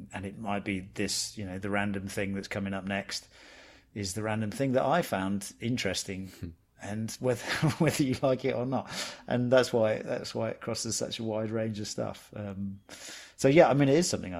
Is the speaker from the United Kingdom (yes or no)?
yes; England, United Kingdom; also born or lived in London; I'm from England, I live in London